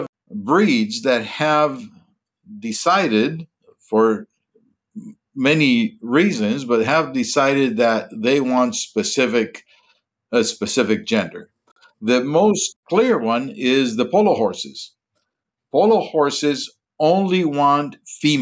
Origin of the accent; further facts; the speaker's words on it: Colombia; moved away as an adult; also born or lived in Minnesota, United States / Texas, United States; born and raised in Colombia